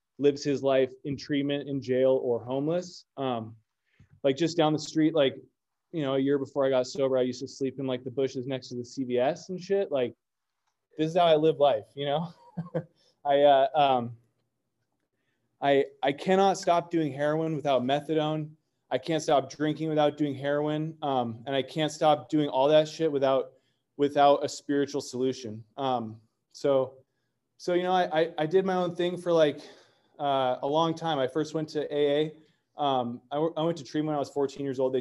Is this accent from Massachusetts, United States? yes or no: no; North Orange County, California, United States; I grew up in Orange County, in North Orange County.